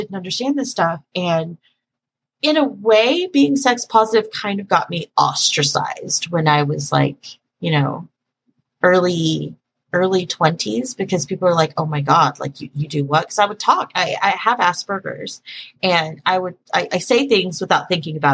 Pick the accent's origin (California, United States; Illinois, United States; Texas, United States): Texas, United States; Dallas; I grew up in Dallas, where we talk like this, apparently.